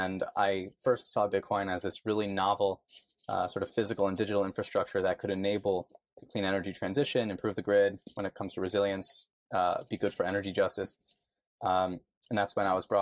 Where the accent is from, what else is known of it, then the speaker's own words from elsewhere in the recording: New York, United States; born and raised in New York